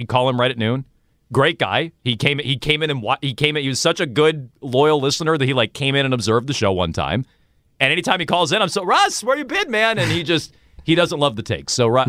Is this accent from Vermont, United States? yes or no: yes; Vermont, United States; born or raised there; now in Boston, United States